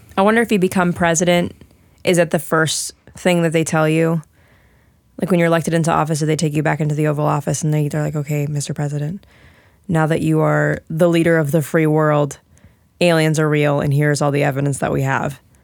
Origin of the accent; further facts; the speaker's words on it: Maryland, United States; I was born in Maryland, so I am a U S citizen